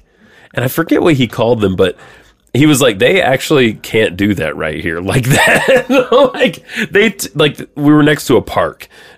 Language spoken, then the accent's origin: English; Georgia, United States; I love my home state